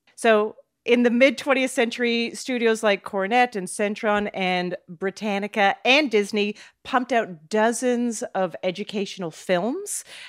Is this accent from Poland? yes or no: no; Calgary, Alberta, Canada; I'm from Calgary, by the way. I grew up in oh, Calgary